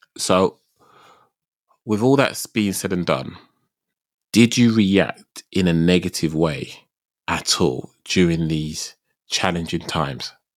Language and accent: English; United Kingdom; I'm terribly British.